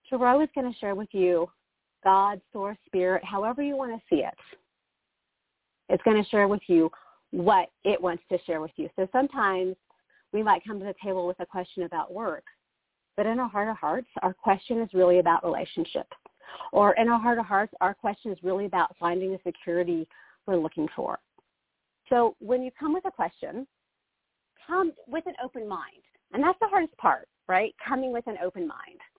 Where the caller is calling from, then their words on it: Arizona, United States; Um, … in Arizona.